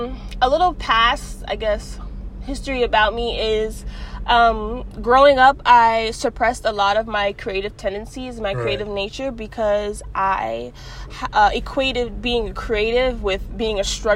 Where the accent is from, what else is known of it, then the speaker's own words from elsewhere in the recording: New York City, New York, United States; I'm from Bronx, New York.